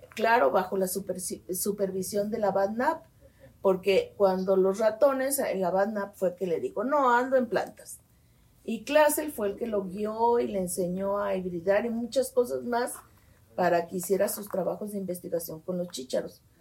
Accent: Guadalajara, Jalisco, Mexico; Nací en Guadalajara, Jalisco

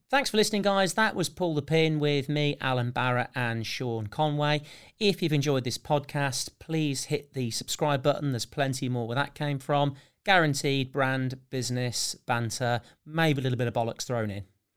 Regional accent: United Kingdom; because we're British

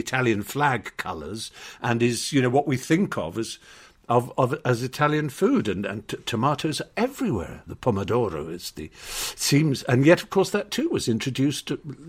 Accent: United Kingdom; And I, you know, we used to, especially being British, think it rather pretentious to bring our minds to bear on what we were tasting

